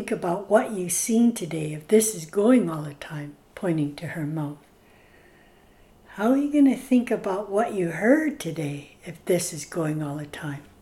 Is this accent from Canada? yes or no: yes; British Columbia, Canada; I'm from Staelis and Scowlitz. Right now, I've lived here in Tehuic Nation on Skalkail First Nation, married for 49 years